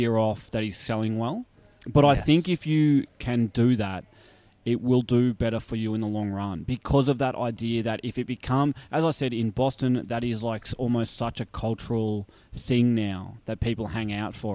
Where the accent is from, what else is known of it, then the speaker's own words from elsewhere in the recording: Australia; moved away as an adult; also born or lived in United States; such an Aussie bogan